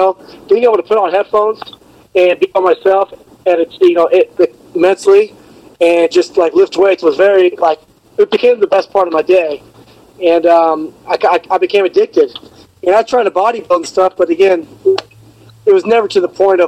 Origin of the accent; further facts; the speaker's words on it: California, United States; moved away as an adult; now in Chicago, United States; I'm from California. I live in Chicago, Illinois